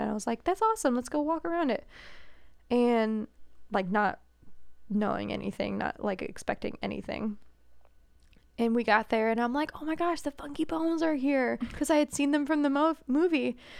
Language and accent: English; New England, United States; moved away as an adult; now in Indianapolis, United States; as a New Englander